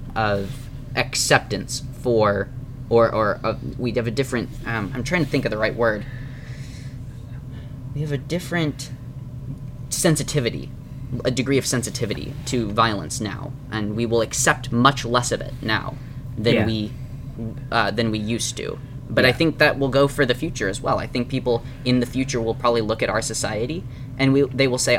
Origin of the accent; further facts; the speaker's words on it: United States; as American Christians